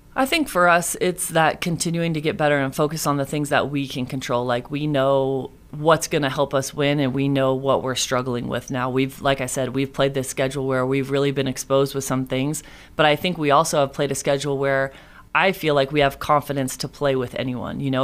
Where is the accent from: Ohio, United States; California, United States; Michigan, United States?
California, United States; Moraga; moved away as an adult; I grew up in Moraga, California, and I lived there until I moved out here